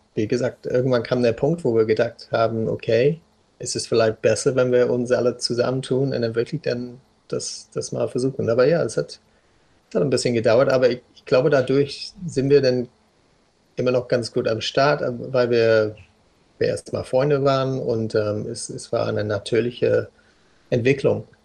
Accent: South West England, United Kingdom; German is a second language; also born or lived in Hamburg; now in Berlin, Germany; ich komme ursprünglich aus Südwestengland

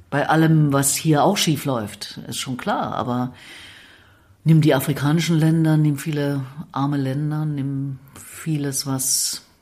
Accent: East Germany, Germany; Als Ossi bin ich ja ohne Religion aufgewachsen.

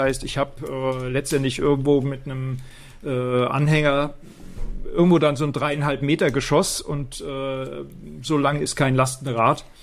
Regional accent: Rhineland-Palatinate, Germany; Ich komme aus dem Westerwald

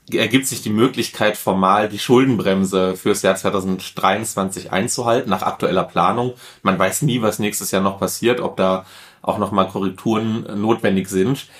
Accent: Duisburg, North Rhine-Westphalia, Germany; gebürtiger Duisburger, in Duisburg aufgewachsen, komme eigentlich aus einer ganz klassischen Ruhrgebietsfamilie

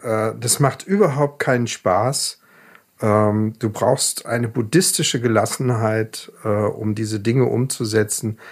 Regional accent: Ravensburg, Baden-Württemberg, Germany; moved away; in meiner Heimatstadt Ravensburg und es waren drei Gehminuten vom Elternhaus entfernt.

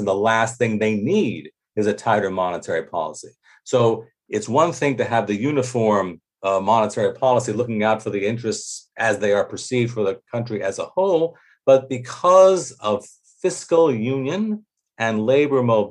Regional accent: United States; as an American

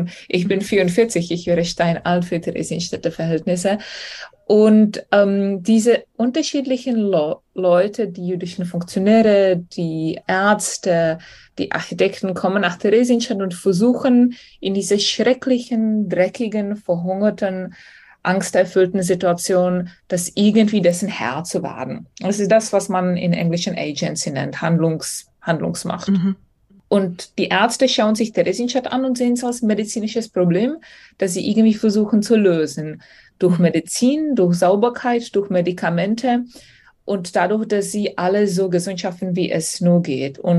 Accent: Czechia; ich bin Tschechin und ich freue mich natürlich, wenn ich ein bisschen Nationalstolz zeigen kann.

